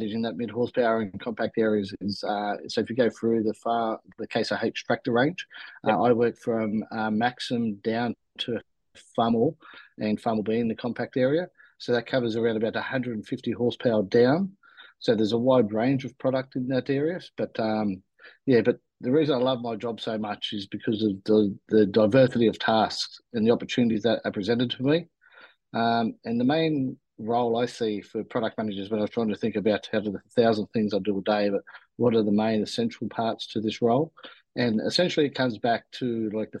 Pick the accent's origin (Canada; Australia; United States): Australia; I was actually born in Australia.